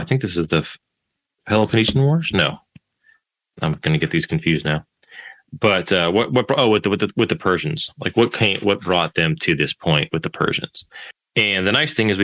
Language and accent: English; United States; as an American, American citizen